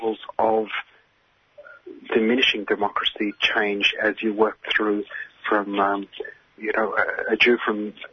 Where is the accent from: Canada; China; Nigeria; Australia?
Australia; an Australian of Palestinian ancestry, diaspora, refugee Palestinian